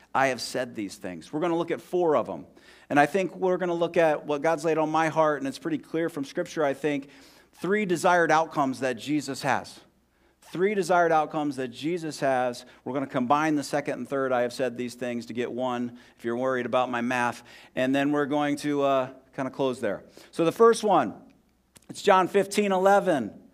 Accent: Columbus, Ohio, United States; moved away as an adult; also born or lived in Scranton, Pennsylvania; now in Bloomington, United States; I grew up in Southwest Columbus, Ohio

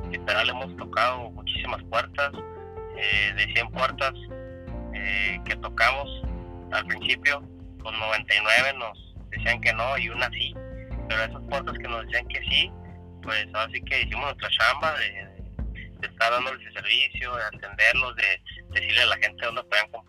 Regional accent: Tijuana, Baja California, Mexico; yo soy tijuanense, nacido aquí, aquí, aquí vivo, aquí trabajo y aquí me crié.

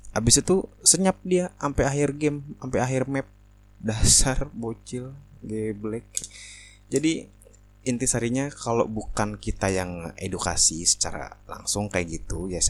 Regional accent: Indonesia; heh, gue juga dari Indo. Lo kalau ngomong jangan sembarangan. lo malu-maluin Indo bacotan lo begitu

